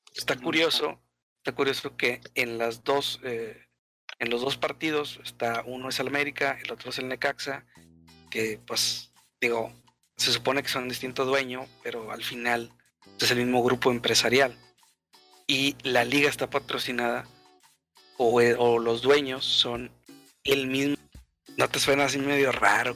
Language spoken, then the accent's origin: Spanish; Monterrey, Nuevo León, Mexico; nosotros somos de Monterrey estamos acostumbrados a boletos de 150 pesos para arriba